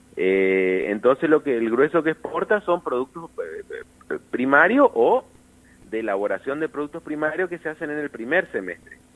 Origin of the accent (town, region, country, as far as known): Argentina